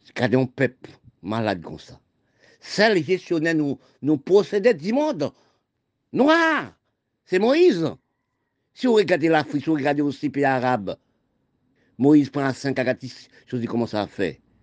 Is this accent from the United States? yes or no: no; Haiti; je suis né en Haïti